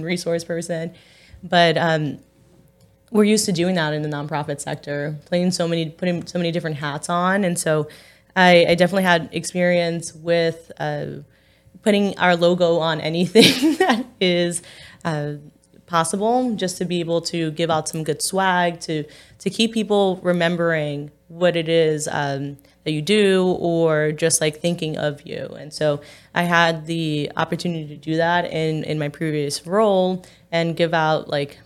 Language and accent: English; New York City, New York, United States; now in Staten Island, United States; I'm from Park Slope